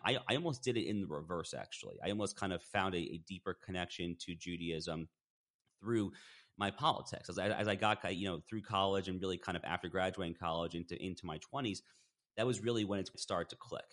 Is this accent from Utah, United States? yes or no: no; Westchester County, New York, United States; So I grew up in Westchester County, New York